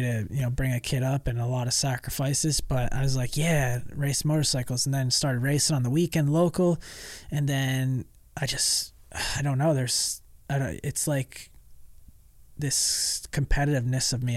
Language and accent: English; New York, United States; moved away; also born or lived in Georgia; when I was a kid, um, like growing up in New York